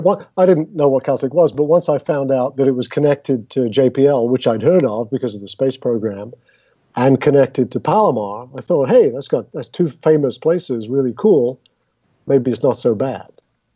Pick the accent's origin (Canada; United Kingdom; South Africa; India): United Kingdom; England; at least where I grew up in England, and when I grew up in England.